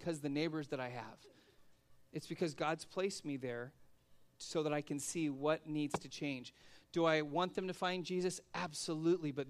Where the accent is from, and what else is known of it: United States